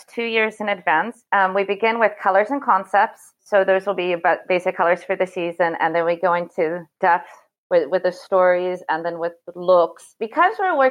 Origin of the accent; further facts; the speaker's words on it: Seattle, Washington, United States; moved away as an adult; also born or lived in United Kingdom / Malta / Italy / Greece; now in Paris, France; I'm actually from Seattle, and I first moved to Paris in 97 to study